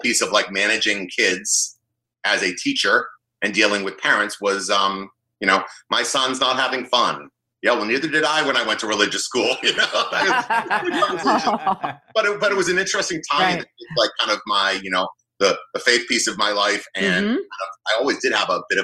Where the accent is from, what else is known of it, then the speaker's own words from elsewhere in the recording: Boston, Massachusetts, United States; now in New Jersey, United States; even though I'm based in New Jersey, I'm actually a Boston native. So I grew up in the North Shore of Boston